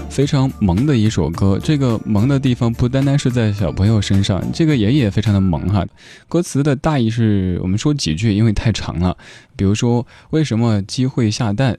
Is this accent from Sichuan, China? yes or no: yes; Chengdu, Sichuan, China; 因为我成都人，成都话当中的瓜就是傻的意思